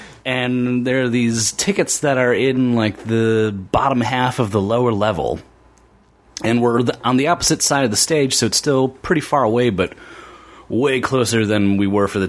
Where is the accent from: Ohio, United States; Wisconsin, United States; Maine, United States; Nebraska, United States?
Wisconsin, United States; Milwaukee; moved away as an adult; also born or lived in Minneapolis-Saint Paul, Minnesota; I lived in Minneapolis, St. Paul for a long time, but I grew up in Milwaukee.